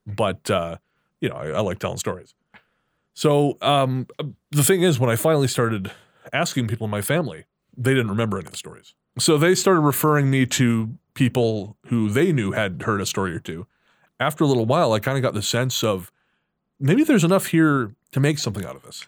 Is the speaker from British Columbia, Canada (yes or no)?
yes; Revelstoke, British Columbia, Canada; Revelstoke's my, of course, yeah, it's my hometown